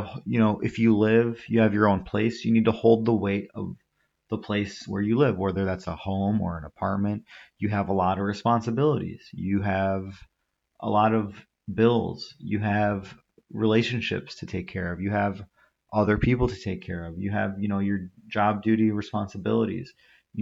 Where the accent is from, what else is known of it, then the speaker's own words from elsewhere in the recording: United States; I was born and raised in this country. I'm just as American as anyone else. You probably tell from my voice, I don't really have much of an accent.